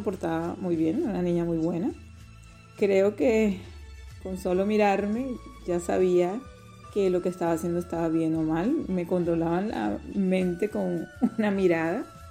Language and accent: Spanish; Barranquilla, Atlántico, Colombia; now in Ireland; soy de Barranquilla, Colombia